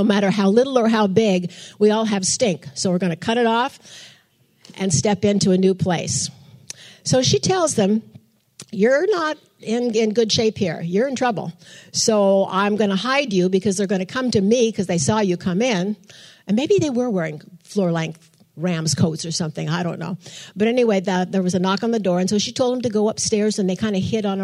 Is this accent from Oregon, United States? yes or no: yes; Portland, Oregon, United States; moved away; I'm from Portland, Oregon